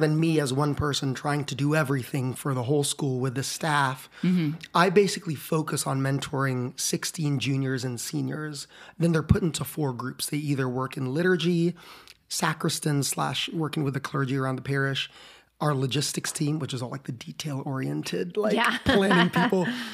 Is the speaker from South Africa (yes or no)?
no; Philippines; now in Austin, United States; Elementary school, I grew up in the Philippines